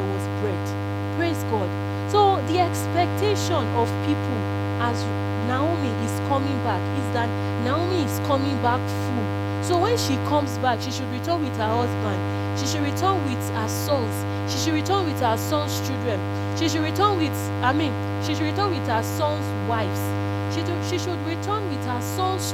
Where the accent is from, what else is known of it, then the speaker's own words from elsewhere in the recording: Nigeria; I'll use experience of being a Nigerian